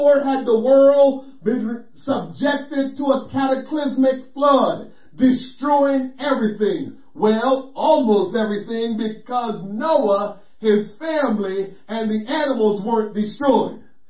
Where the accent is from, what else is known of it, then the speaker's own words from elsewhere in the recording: Jamaica; growing up in Jamaica